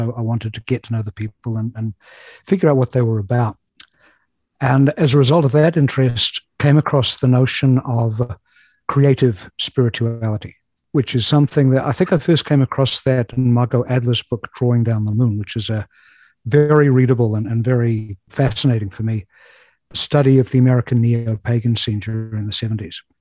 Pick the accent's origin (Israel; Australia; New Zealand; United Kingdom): New Zealand; moved away as an adult; now in Chicago, United States; I have a peculiar accent, which you may already have noticed. And that's because I was born and raised in New Zealand.